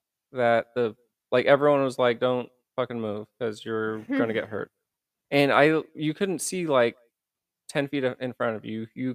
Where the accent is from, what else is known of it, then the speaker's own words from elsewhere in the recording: Indiana, United States; now in San Diego, United States; I mean, I lived in it. I grew up in it in Indiana.